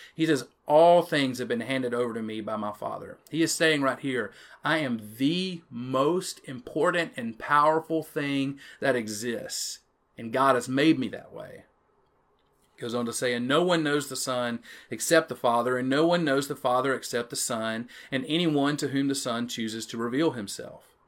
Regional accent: Chatham, Louisiana, United States; accent: Jackson Parish pronunciation; I'm from Chatham, Louisiana, a little one stoplight town in the middle of nowhere

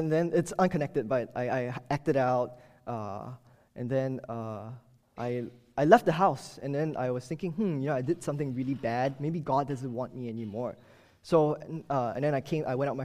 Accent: Singapore; moved away as an adult; now in Baltimore, United States; my strange accent, I'm not from the U.S., and I did not grow up here also. I moved to Baltimore from Singapore two years ago

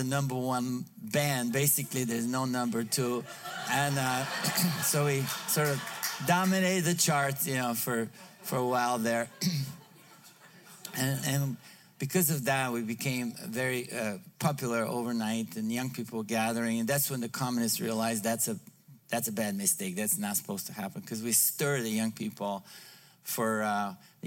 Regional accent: Bulgaria; English is a second language; moved away as an adult; now in United States; I was born in Bulgaria, raised in trained by the communists

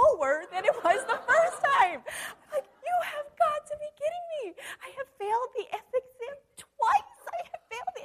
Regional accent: Modesto, California, United States; I was from Modesto

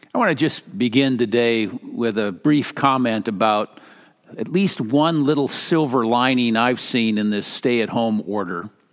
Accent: Minnesota, United States; moved away; I'm from Minnesota

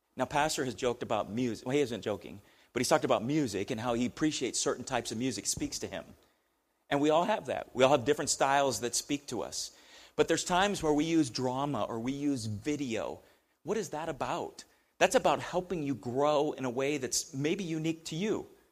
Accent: United States; we we're Americans

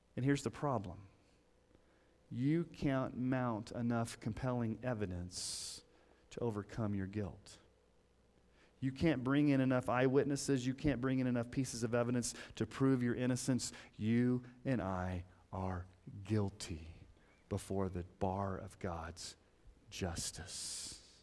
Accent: Colorado Springs, Colorado, United States; When I was growing up in Colorado Springs

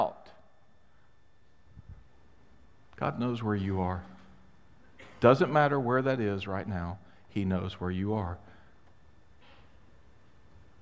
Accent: Mississippi, United States; also born or lived in Chicago; now in Florida, United States; I grew up in Mississippi

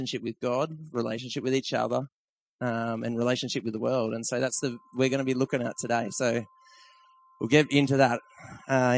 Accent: Tweed Heads, New South Wales, Australia; moved away as an adult; now in Blaxland, Australia; that's where I'm from. That's my hometown up that end of the coast

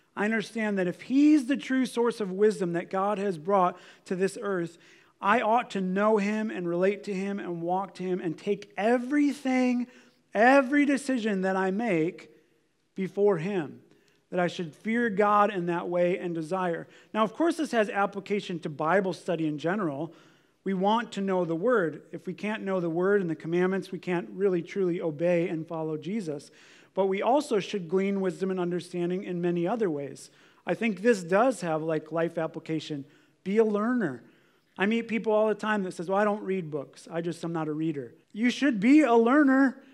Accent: United States; I look at my own life as an American

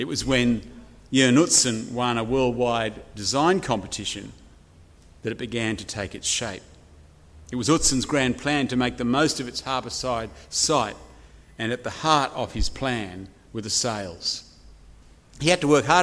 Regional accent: Chatswood, New South Wales, Australia; moved away as an adult; now in Wagga Wagga, Australia; I've been living in the great city of Wagga Wagga for now 20 years, but I grew up here in Chatswood.

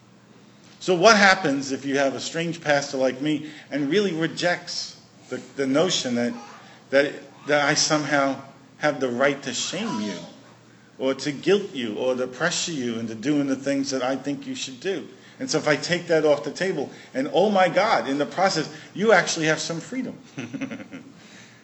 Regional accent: New York City, New York, United States; now in Prince Edward Island, Canada; I grew up in Brooklyn. We didn't grow too many things in Brooklyn.

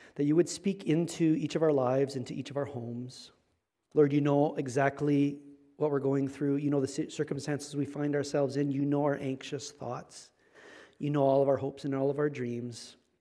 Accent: Manitoba, Canada; Manitoba. I'm from Manitoba.

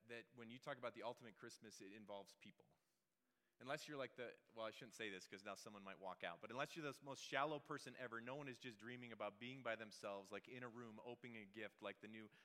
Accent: Wisconsin, United States; moved away; also born or lived in Seattle; I'm from Wisconsin originally

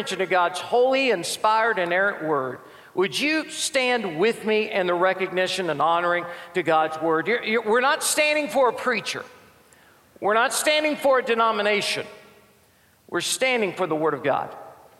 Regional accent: Birmingham, Alabama, United States; I'm an evangelist from Birmingham. Been here all my life. Love the state of Alabama.

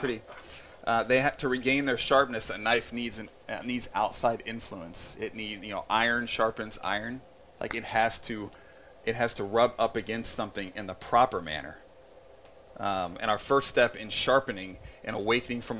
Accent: Indiana, United States; I grew up in Indiana

